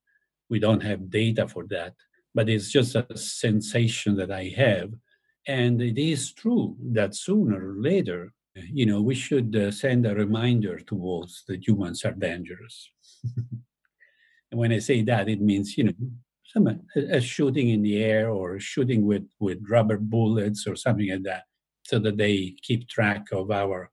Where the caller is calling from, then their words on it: Tuscany, Italy; I mean, I'm talking now from Tuscany, my house in Tuscany, and I do have wolves in the forest down there.